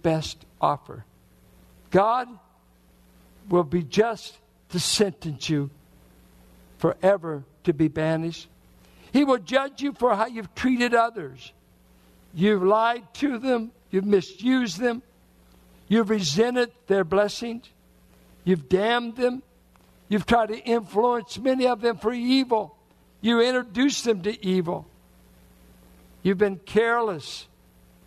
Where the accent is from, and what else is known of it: Richmond, Virginia, United States; born or raised there